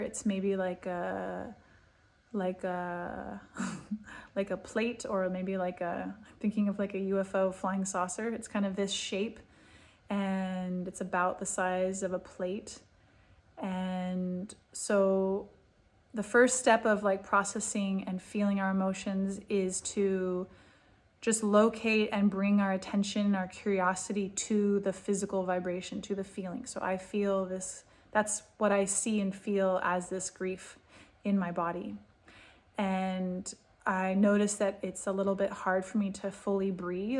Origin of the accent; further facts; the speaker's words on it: California, United States; moved away as an adult; now in Israel; I'm from California. I grew up in a really, really different culture and different mindset.